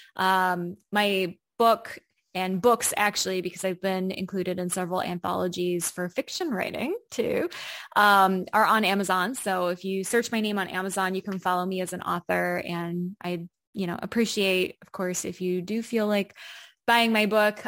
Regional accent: United States; moved away as an adult; now in Berlin, Germany; I grew up in the United States

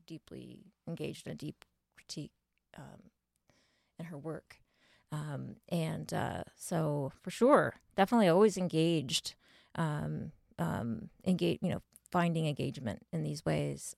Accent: northeastern Indiana, United States; now in Wilmington, United States; I am from a small town in Indiana, actually, from northeastern Indiana.

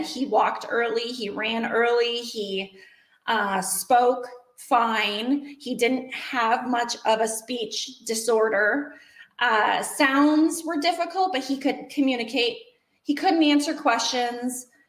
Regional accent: Washington, United States; moved away as an adult; now in Wyomissing, United States; I was born and raised in Washington State, so complete polar opposite areas

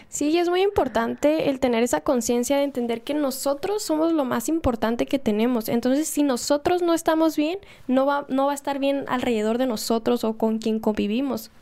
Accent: Mexico; Como mexicano se podría decir

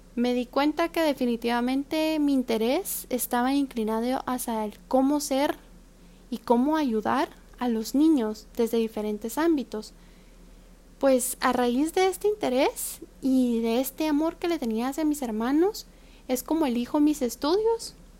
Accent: Guatemala; now in Taiwan; Soy una guatemalteca que se encuentra actualmente viviendo, estudiando y trabajando en Taiwán.

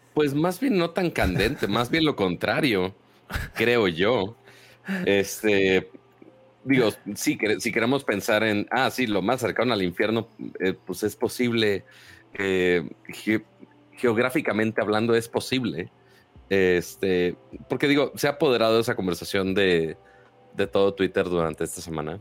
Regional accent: Monterrey, Nuevo León, Mexico; uno como regio codo

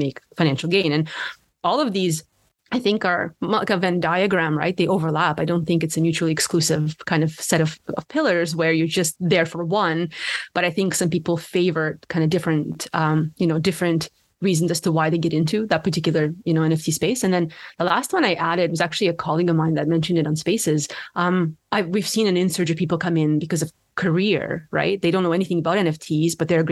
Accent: Ottawa, Ontario, Canada; growing up in Ottawa

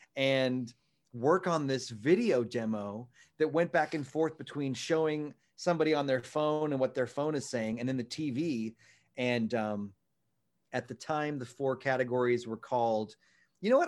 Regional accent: Texas, United States; moved away as an adult; also born or lived in New York City; I am gonna get a job for a while, uh, in my hometown in Texas and live with my folks

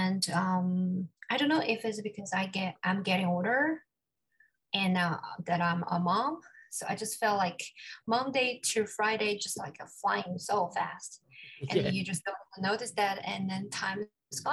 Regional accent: China; moved away as an adult; also born or lived in Singapore / Pittsburgh, United States; now in New York City, United States; Originally, I was born in China. I went to Singapore for my undergraduate studies.

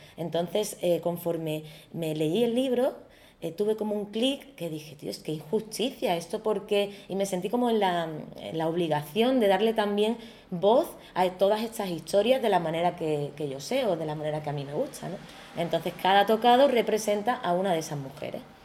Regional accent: Algeciras, Andalusia, Spain; moved away as an adult; also born or lived in Madrid; soy diseñadora andaluza, eh, gaditana y en concreto algecireña

